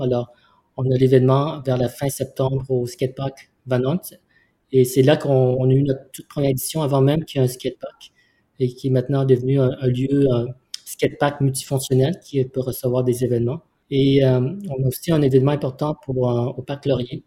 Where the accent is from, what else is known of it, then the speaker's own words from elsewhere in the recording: Vietnam; now in Montreal, Canada; je suis né au Vietnam. Et Montréal, c'est ma ville d'accueil